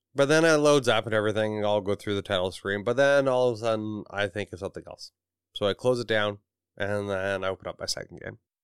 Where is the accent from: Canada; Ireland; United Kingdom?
Canada; I am from Canada.